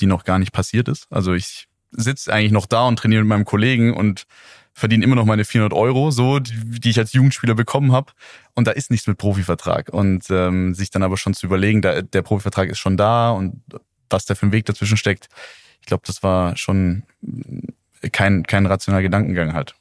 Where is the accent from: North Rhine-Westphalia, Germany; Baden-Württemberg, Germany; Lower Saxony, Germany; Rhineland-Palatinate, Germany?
Baden-Württemberg, Germany; Neuweiler? near Calw, Northern Black Forest; moved away; also born or lived in Heidelberg; ich komme aus Neislach, so heißt das kleine Dörflein, in dem ich aufgewachsen bin, ähm, in der Nähe von Kalf im Nordschwarzwald